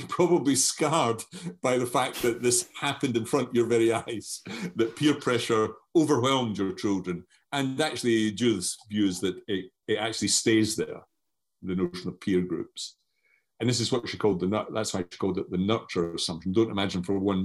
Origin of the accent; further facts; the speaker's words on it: Scotland, United Kingdom; accent: strong Scottish; moved away as an adult; now in Brighton, United Kingdom; I have a strong Scottish accent